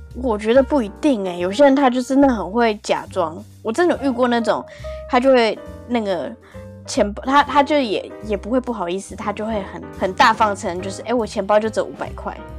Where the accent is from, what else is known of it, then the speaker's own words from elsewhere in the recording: Japan; 我日本人。